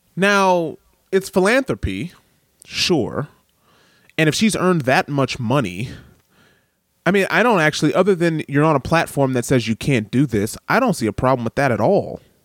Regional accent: Detroit, Michigan, United States; also born or lived in New York / Los Angeles; now in Wellington, New Zealand; I grew up in Detroit

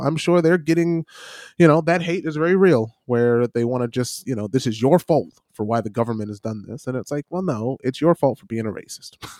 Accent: United States; now in New Zealand; I still represent my country. I'm still an American

